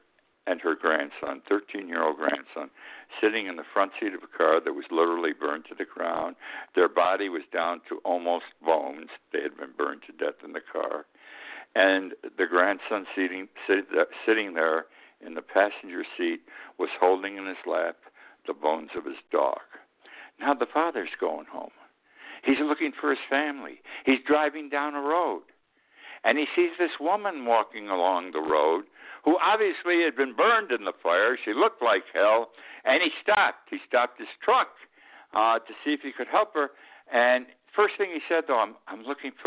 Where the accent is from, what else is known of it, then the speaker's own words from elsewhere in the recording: Utica, New York, United States; moved away as an adult; also born or lived in Key West; Utica, New York, my hometown.